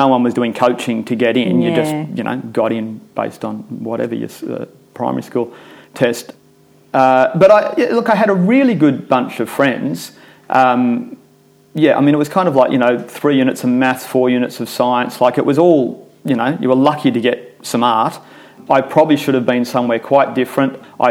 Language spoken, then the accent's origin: English; Sydney, New South Wales, Australia; also born or lived in England; So I grew up in suburbia in Epping in Sydney.